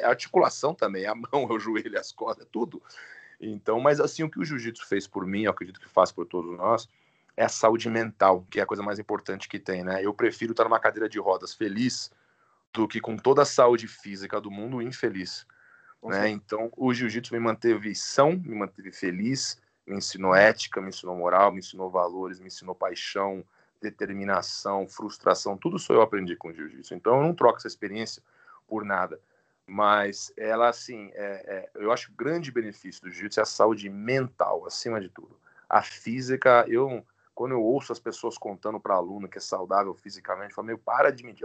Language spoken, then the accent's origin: Portuguese; Itu, São Paulo, Brazil; moved away as an adult; now in United States; em Itu, no interior de São Paulo, foi onde eu cresci, é. de Itu, minha família é de Itu